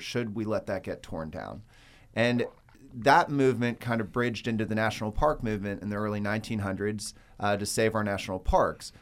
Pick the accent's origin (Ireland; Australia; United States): United States; Cedar Creek, Georgia; I grew up in Cedar Creek